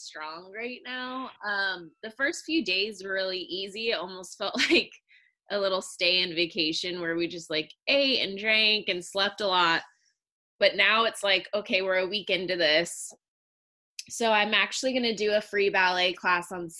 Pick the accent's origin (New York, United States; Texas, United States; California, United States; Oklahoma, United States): California, United States; Long Beach; I was born in Long Beach, California, so I'm a California native